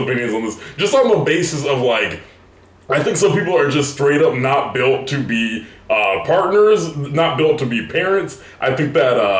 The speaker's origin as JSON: {"language": "English", "region": "the South", "country": "United States", "said": "I'm from the South, so like I went to Georgia Southern University, which is in South Georgia"}